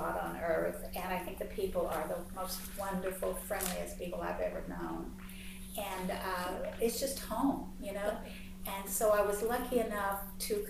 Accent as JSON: {"language": "English", "town": "Heidelberg", "region": "Kentucky", "country": "United States", "tie": "born or raised there", "moved": "yes", "said": "I loved growing up in Heidelberg"}